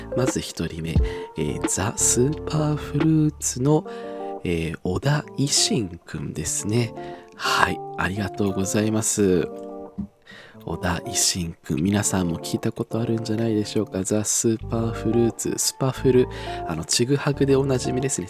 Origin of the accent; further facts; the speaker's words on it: Tohoku, Japan; 私が東北出身なので